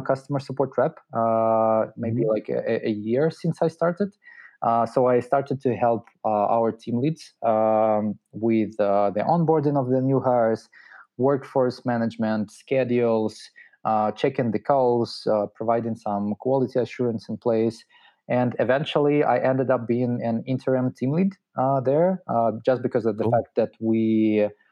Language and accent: English; Russia; also born or lived in Moscow / St. Petersburg; I'm originally from Russia